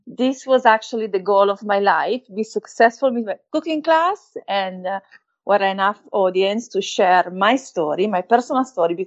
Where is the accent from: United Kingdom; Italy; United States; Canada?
Italy; Valtellina, Lombardy; accent: Italian; English is a second language; moved away; also born or lived in Naples; I grew up in North Italy, where my stepdad was from, Valtellina, beautiful place